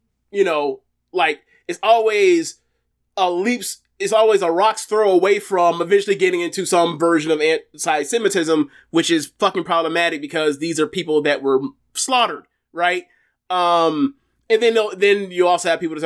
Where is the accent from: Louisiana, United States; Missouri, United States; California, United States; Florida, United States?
Florida, United States; I'm from Florida, born and raised. There hasn't been much time, many days I've spent outside of this state.